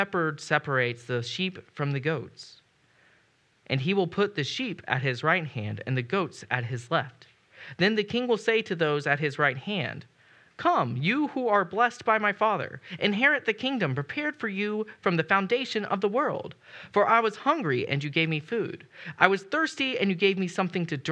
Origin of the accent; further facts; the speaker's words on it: United States; as an American